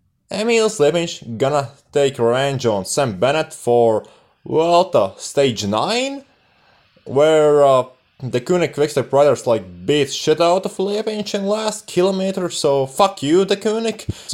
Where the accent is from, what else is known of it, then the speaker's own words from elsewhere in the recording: Latvia; I'm from Latvia.